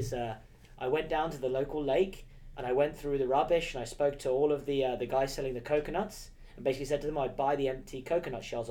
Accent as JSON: {"language": "English", "region": "England", "country": "United Kingdom", "said": "As an English boy"}